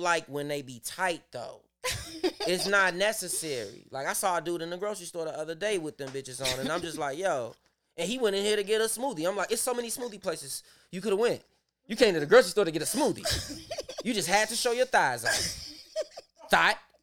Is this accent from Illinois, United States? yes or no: yes; Chicago, Illinois, United States; I grew up in that whole area